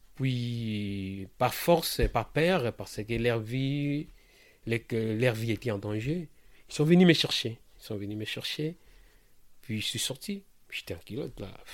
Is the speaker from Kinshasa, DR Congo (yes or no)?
yes; Kinshasa, DR Congo; moved away as an adult; now in France; Je suis né au Congo, à Kinshasa, la ville que j'aime beaucoup